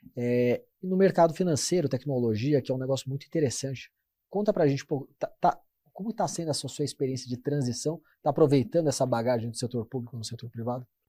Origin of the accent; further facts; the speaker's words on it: Brazil; como brasileiro